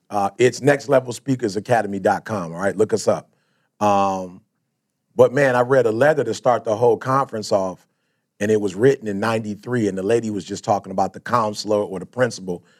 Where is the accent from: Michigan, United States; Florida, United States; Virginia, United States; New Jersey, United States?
Michigan, United States; Detroit; also born or lived in Chicago; most of my life, I grew up in Detroit